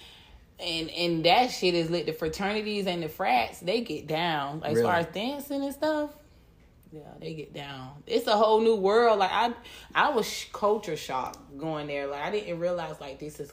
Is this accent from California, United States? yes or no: no; Jacksonville, Florida, United States; also born or lived in Tallahassee; I'm from Jacksonville. Okay. Born and raised.